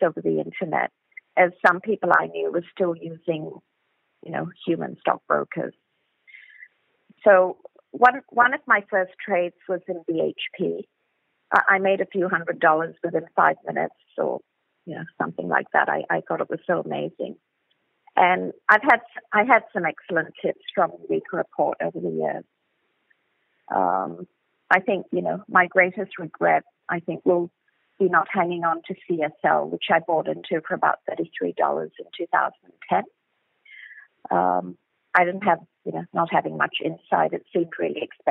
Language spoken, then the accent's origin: English; Johor Bahru, Johor, Malaysia; now in Australia; I'm from Malaysia originally, from Johor Bahru, which is at the southernmost tip of West Malaysia, just next to Singapore. I remember JB as a very charming seaside town when I was a kid.